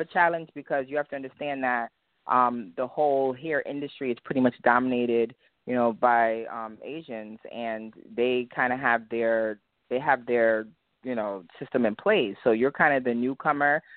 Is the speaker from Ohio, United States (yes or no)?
no; Hartford, Connecticut, United States; accent: Jamaican; I'm from Hartford, Connecticut. Um, both of my parents, my whole family is Jamaican. So my mom, my dad, they're Jamaican, but I grew up here